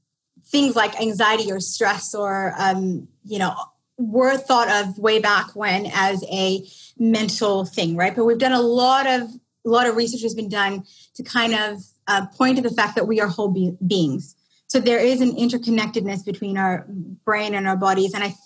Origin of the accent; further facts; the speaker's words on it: India; If that doesn't give it away that I'm Indian, I don't know what does. Maybe if I speak Indian accent.